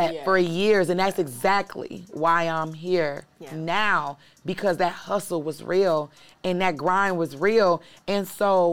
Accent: Midwest, United States; also born or lived in New York; now in Atlanta, United States; I'm from the Midwest, but I could have easily been born in the South

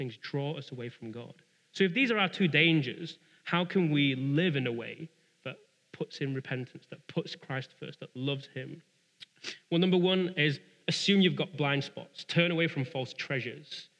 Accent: United Kingdom; we're British.

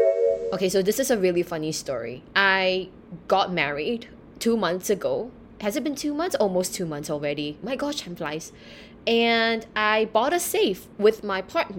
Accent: Singapore; moved away as an adult; also born or lived in United Kingdom; I was born and raised in Singapore.

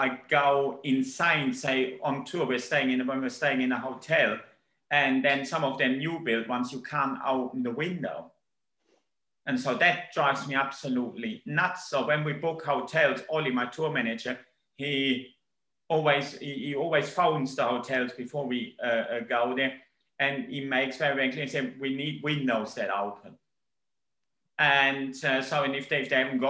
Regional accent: Hagen, North Rhine-Westphalia, Germany; English is a second language; moved away as an adult; now in United Kingdom; I grew up in Ruhr Valley, the big industrial part in the old West Germany, not too far from the Dutch border.

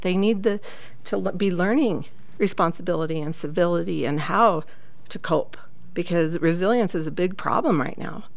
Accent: St. George, Utah, United States; now in Cedar City, United States; I am from Southern Utah. I went to high school down in St. George, and I've lived in Cedar City for the past 22 years.

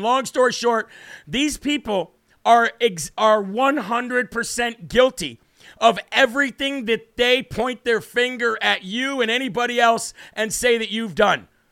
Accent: Illinois, United States; I'm from Illinois.

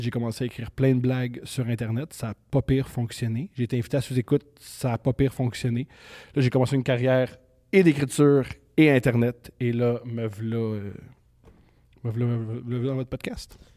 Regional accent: Montreal, Quebec, Canada; je suis né à Montréal en 1988.

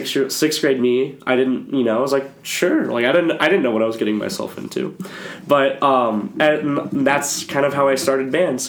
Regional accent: Boerne, Texas, United States; moved away as an adult; I'm from Bernie, Texas. It's spelled B-O-E-R-N-E, but it's called Bernie. It's German. It's about 45 minutes west of San Antonio, so it's pretty small

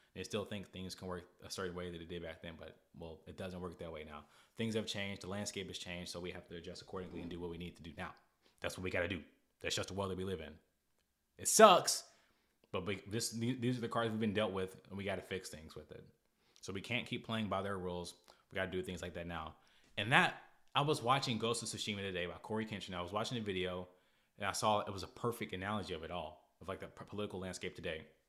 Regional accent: United States; I'm grateful that I'm American, but I didn't do anything about, about being born here

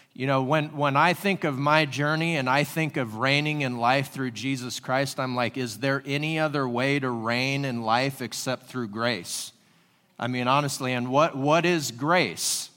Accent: Washington, United States; moved away as an adult; also born or lived in California; now in Springfield, Ohio, United States; I was born and raised in Washington State

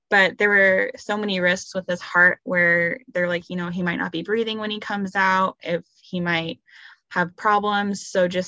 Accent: Arizona, United States; now in Idaho Falls, United States; And we're from Arizona originally.

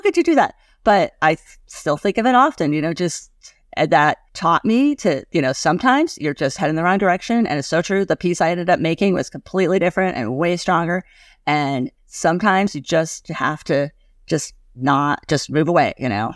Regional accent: Gillette, Wyoming, United States; I grew up in Gillette, Wyoming

